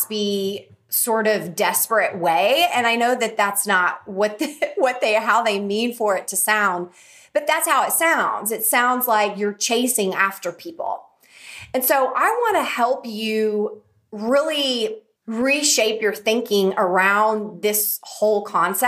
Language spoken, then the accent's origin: English; Oklahoma, United States; my little town that I grew up in Oklahoma